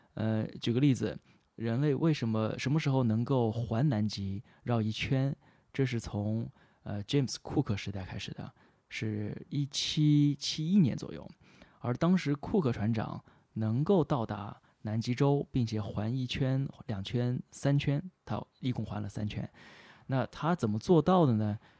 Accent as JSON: {"language": "Chinese", "country": "China", "said": "作为中国人"}